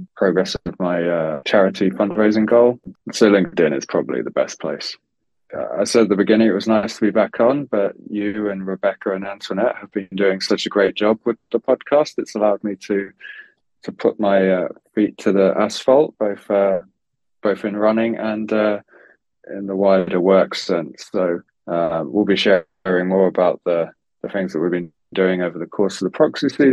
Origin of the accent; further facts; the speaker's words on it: London, United Kingdom; moved away as an adult; now in New York, United States; having been born and bred in London